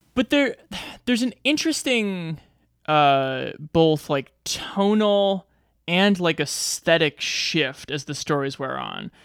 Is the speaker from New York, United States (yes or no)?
no; Nebraska, United States; my home state of Nebraska.